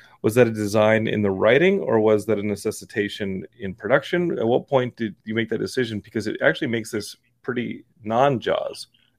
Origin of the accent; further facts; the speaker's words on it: Texas, United States; I'm from Texas. We just have people who will kill you.